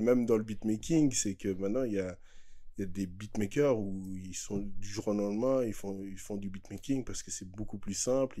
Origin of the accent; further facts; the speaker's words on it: Geneva, Switzerland; on est de Genève, on est beaucoup plus côté français